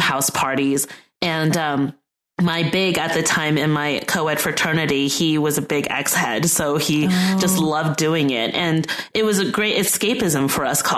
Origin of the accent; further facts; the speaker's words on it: Netherlands; I come from the Netherlands.